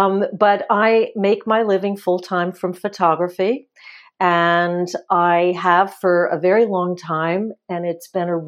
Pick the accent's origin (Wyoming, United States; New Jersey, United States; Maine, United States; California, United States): New Jersey, United States; when I was growing up in the house that I grew up in New Jersey, North Central New Jersey